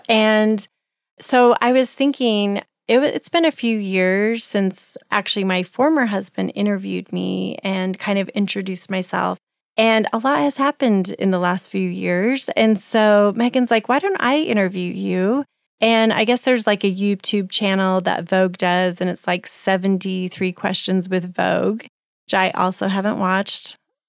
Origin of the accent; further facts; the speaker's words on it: Guantanamo Bay, Guantánamo, Cuba; born there; So I was born in Cuba, which is interesting to people.